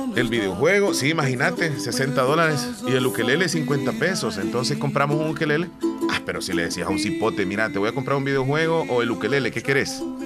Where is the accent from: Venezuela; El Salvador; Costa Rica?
El Salvador; Así somos los salvadoreños de luchadores, de trabajadores